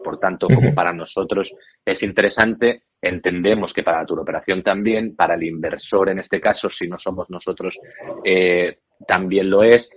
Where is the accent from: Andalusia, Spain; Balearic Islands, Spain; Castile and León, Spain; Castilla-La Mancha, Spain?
Balearic Islands, Spain; Menorca; Menorca, ah, yo soy menorquín